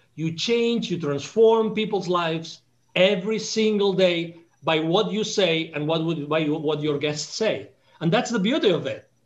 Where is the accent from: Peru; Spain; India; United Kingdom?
Spain; Catalonia; English is a second language; moved away; I was born in Spain